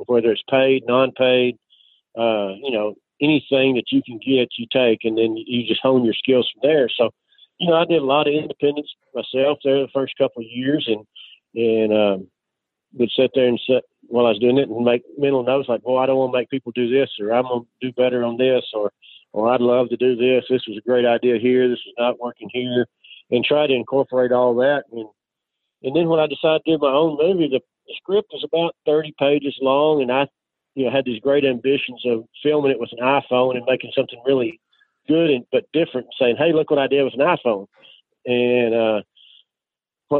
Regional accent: outside Dallas, Wichita Falls area, Texas, United States; I grew up, started in just outside Dallas

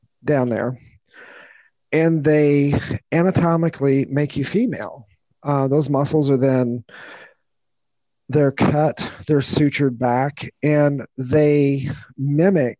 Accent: Peoria County, Illinois, United States; I grew up in Peoria County, Illinois

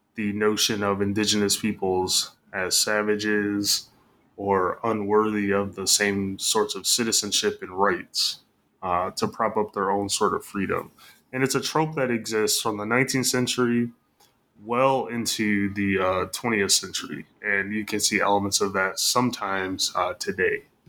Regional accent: Michigan, United States; moved away; I'm from Michigan, so grew up in the Midwest

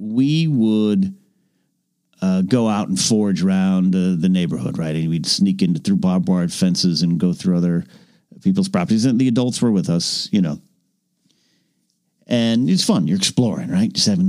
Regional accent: Arroyo Grande, California, United States; moved away; I grew up in Arroyo Grande, California

